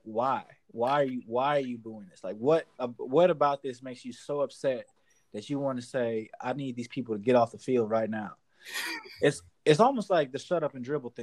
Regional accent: Cleveland, Ohio, United States; moved away; I'm from Cleveland

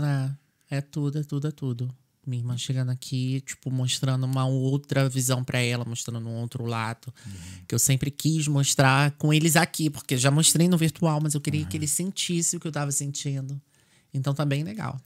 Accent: Brazil; now in Ireland; como era a minha vida no Brasil

